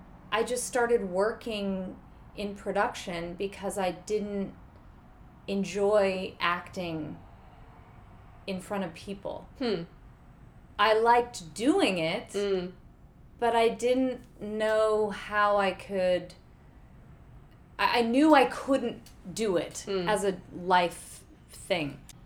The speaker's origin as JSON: {"language": "English", "town": "Houston", "region": "Texas", "country": "United States", "tie": "born or raised there", "said": "Houston, Texas."}